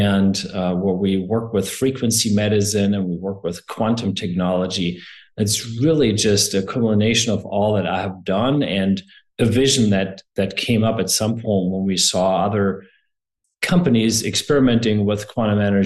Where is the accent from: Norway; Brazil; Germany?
Germany; moved away as an adult; also born or lived in Seattle, United States; now in United States; I'm from Germany originally. I am German, but I'm also American.